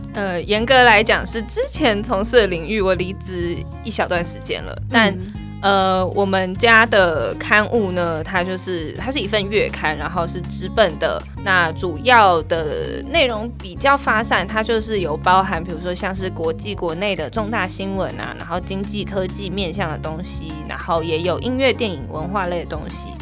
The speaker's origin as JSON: {"language": "Chinese", "country": "Taiwan", "said": "我们台湾人都有在用"}